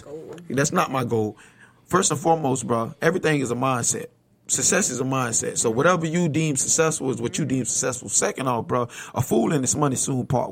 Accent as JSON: {"language": "English", "town": "Bradenton", "region": "Florida", "country": "United States", "tie": "born or raised there", "said": "I came from Bradenton, Florida, bro. 1611 27th Avenue East"}